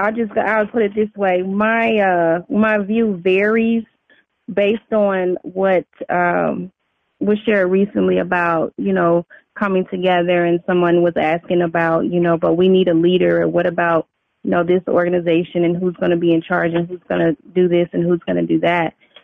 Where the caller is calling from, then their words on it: Houston, Texas, United States; …, Houston, Texas.